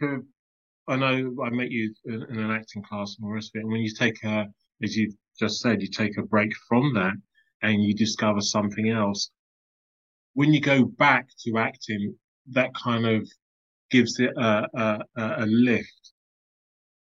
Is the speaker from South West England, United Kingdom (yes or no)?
no; London, United Kingdom; also born or lived in Islington; I grew up early years in Tottenham, Crouch End, Hornsey